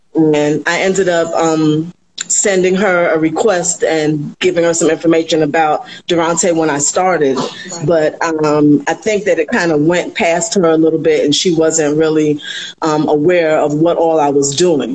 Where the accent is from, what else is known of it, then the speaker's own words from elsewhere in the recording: New York, United States; also born or lived in the Caribbean islands; growing up um, in the islands, well, I grew up in New York more so, but my mother would send me back home to the islands